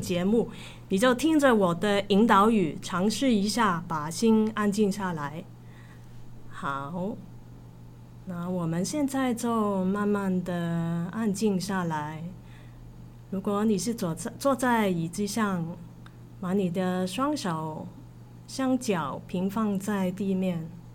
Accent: Hong Kong; moved away; also born or lived in Taiwan; 我是香港人嘛

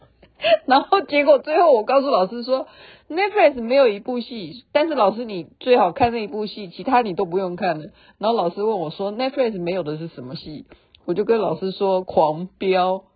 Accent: Taiwan; 对我们台湾人来讲

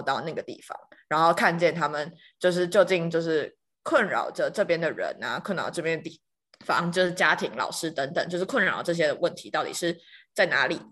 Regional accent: Tainan, Taiwan; 我就是在台南长大，然后我刚好也在台南任教

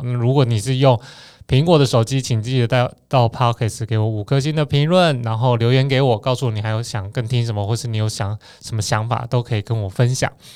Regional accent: Taiwan; 我们台湾人这个小国家

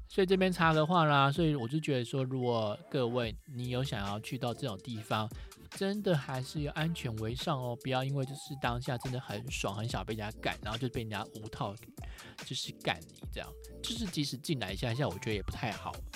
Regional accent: Taiwan; 我是台湾来的

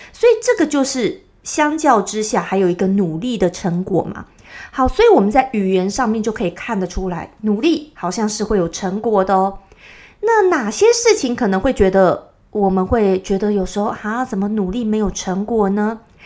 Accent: Taipei, Taiwan; accent: Taiwanese Mandarin; 我在台北市长大的，所以呢，我讲的国语就是比较，呃，字正腔圆型的

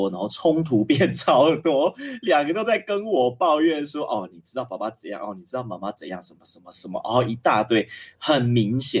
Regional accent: Miaoli County, Taiwan; 我是苗栗人嘛，苗栗客家人

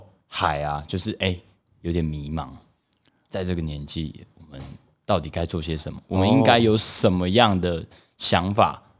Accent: Taipei, Taiwan; 但就必须讲一句啊，我也是台北人啊，不要这样，对不对？

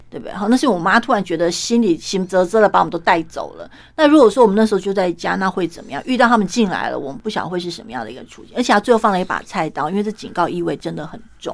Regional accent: Kaohsiung, Taiwan; 我们高雄人啊

